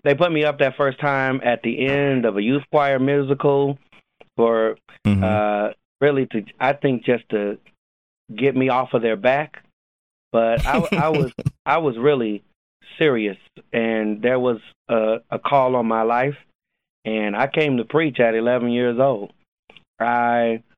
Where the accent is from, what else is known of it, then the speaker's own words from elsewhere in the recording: Los Angeles, California, United States; moved away as an adult; now in Jacksonville, United States; I am born and raised in Los Angeles, California